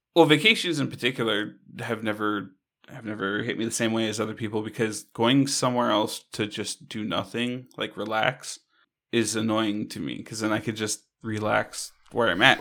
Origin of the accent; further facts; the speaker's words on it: Hawaii, United States; I grew up in Hawaii